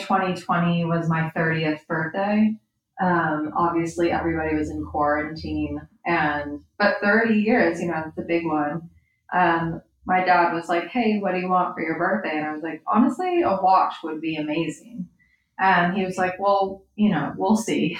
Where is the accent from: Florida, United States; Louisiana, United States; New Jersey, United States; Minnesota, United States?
New Jersey, United States; Hoboken; also born or lived in Los Angeles; now in New York, United States; I grew up in Hoboken